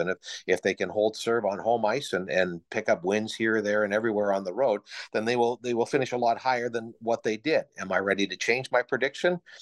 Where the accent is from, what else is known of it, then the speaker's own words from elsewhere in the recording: Midland, Ontario, Canada; moved away as an adult; now in Owen Sound, Canada; my first job at my hometown station, C K M P